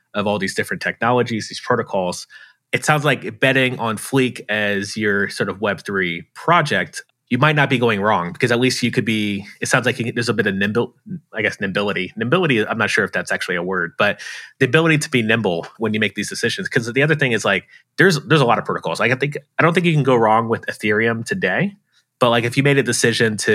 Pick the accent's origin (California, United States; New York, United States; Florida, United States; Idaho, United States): Florida, United States; Tampa; I'm from Tampa, Florida.